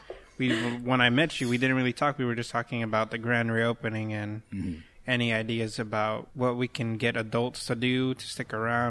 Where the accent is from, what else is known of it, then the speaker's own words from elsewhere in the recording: Utah, United States; also born or lived in Salinas, California; now in Monterey County, California, United States; I grew up in Utah, but I was born in Salinas.